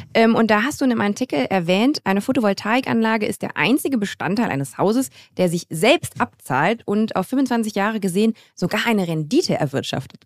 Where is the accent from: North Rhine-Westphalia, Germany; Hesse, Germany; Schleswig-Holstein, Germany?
North Rhine-Westphalia, Germany; Grevenbroich; ich komme aus Grevenbruch, das ist äh, in der Nähe von Düsseldorf